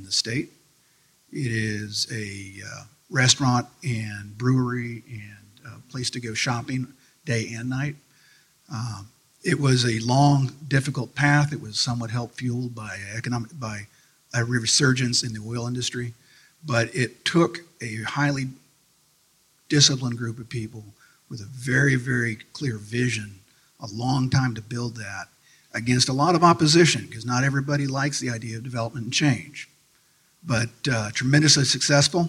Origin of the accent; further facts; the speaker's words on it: Oklahoma City, Oklahoma, United States; now in Roanoke, United States; Originally, I come from Oklahoma, so I consider Oklahoma City to be a hometown